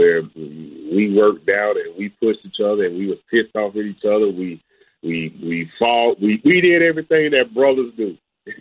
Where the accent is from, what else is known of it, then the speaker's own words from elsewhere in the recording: Port St. Lucie, Florida, United States; going to high school, playing in, you know, my hometown, Santa Lucia's at the time.